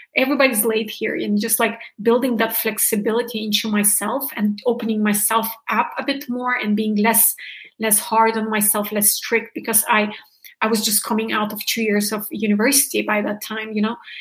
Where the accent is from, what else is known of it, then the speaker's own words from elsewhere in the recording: Germany; moved away; i'm from originally from germany